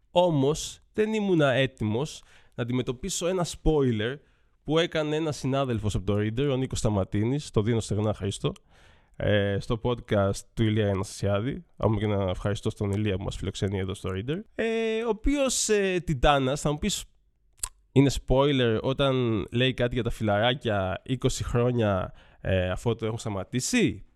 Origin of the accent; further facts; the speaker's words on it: Athens, Attica, Greece; τα 39 χρόνια τη ζωή μου τα έχω περάσει όλα στην Αθήνα. Γεννήθηκα στα Πετράλωνα, μεγάλωσα στου Αμπελόκηπους